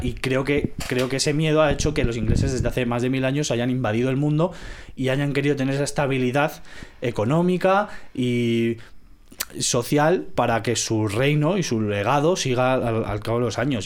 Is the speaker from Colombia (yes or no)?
no; Venezuela; moved away; also born or lived in Spain; como español y ex venezolano